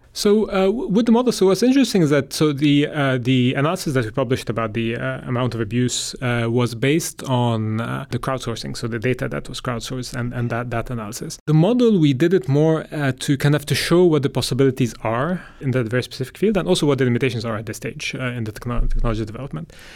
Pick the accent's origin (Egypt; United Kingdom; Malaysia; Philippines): Egypt; moved away; I'm from Egypt originally